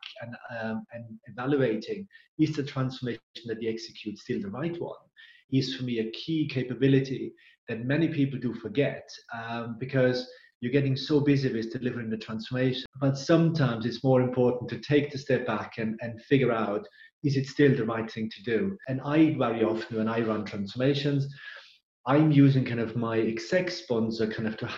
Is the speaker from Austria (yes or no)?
yes; Austria; English is a second language; moved away as an adult; also born or lived in England; now in United Kingdom; As you can hear, I'm originally from Austria, not from UK. But I call now England my home. 16 years now kind of here in UK